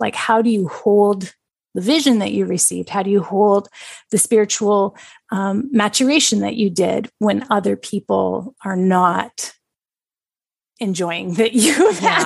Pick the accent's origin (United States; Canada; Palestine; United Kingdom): Canada; British Columbia; my home bioregion of British Columbia